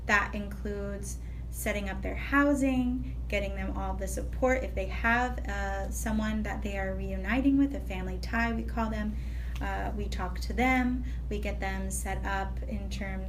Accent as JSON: {"language": "English", "region": "Pennsylvania", "country": "United States", "moved": "as an adult", "lives_now": "Washington, D.C., United States", "said": "I'm from Pennsylvania, so this is where all of our field trips were."}